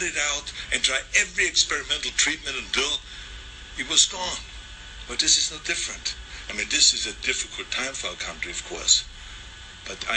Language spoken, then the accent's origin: English; Austria; now in United States; I was born in Austria in 1947, shortly after the Second World War. And growing up, I was surrounded by broken men.